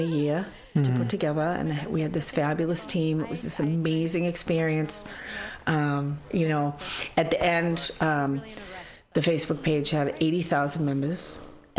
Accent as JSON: {"language": "English", "town": "Boston", "region": "Massachusetts", "country": "United States", "tie": "born or raised there", "also_born_or_lived": "San Francisco Bay Area", "moved": "yes", "lives_now": "San Francisco, United States", "said": "I'm from Boston"}